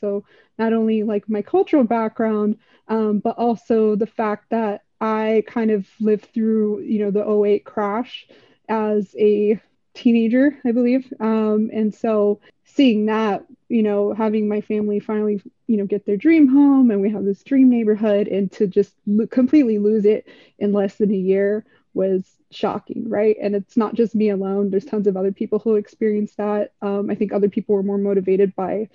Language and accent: English; Los Angeles, California, United States; also born or lived in Bay Area; I was actually born and raised in Los Angeles, mostly raised in Los Angeles.